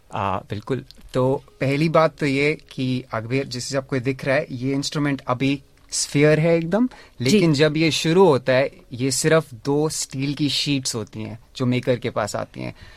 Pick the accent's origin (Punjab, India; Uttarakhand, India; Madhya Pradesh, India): Uttarakhand, India; Dehradun; now in Melbourne, Australia; मैं देहरादून से हूँ इंडिया में